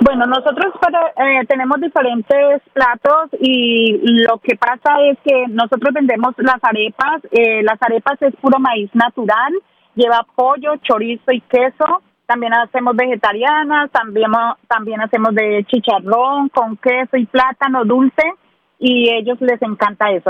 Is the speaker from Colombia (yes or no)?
yes; Ibagué, Tolima, Colombia; now in Nashville, United States; Soy de Ibagué del departamento del Tolima, de, de la ciudad musical de Colombia